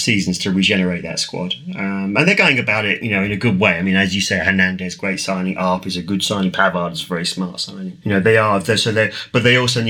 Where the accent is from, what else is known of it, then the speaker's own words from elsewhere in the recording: England, United Kingdom; as an Englishman